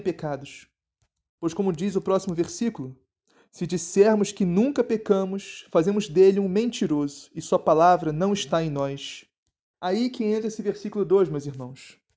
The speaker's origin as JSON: {"language": "Portuguese", "region": "Rio de Janeiro", "country": "Brazil", "accent": "carioca", "said": "meu sotaque carioca florou bonito"}